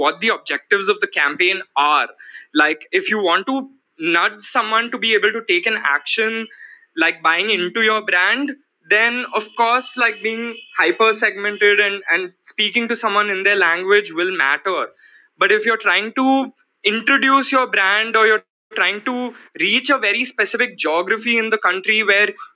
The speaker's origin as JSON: {"language": "English", "country": "India", "said": "we are in this very dynamic phase as Indian advertisers and marketers"}